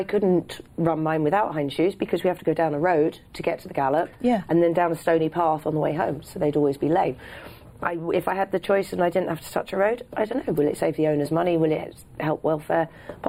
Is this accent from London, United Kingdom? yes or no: yes; London, United Kingdom; I grew up in London